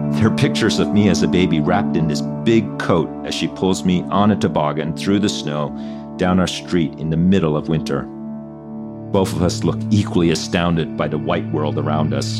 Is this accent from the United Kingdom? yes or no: no; Newfoundland and Labrador, Canada; English is a second language; moved away; my hometown of Newfoundland